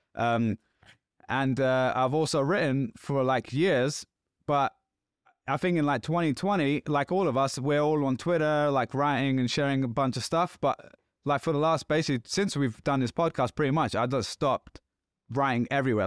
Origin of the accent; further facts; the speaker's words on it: London, United Kingdom; I'm from London.